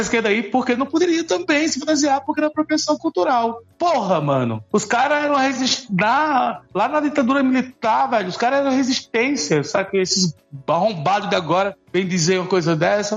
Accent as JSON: {"language": "Portuguese", "region": "Alagoas", "country": "Brazil", "said": "eu sou alagoano"}